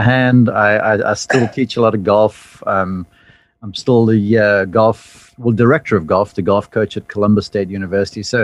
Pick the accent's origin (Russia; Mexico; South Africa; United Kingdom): South Africa; accent: funky accent; now in United States; growing up in South Africa